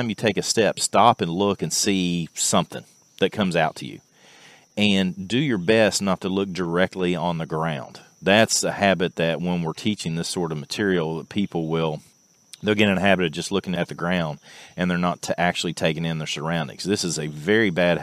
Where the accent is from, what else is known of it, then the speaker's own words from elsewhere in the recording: Clark County, Kentucky, United States; I'm from Clark County, Kentucky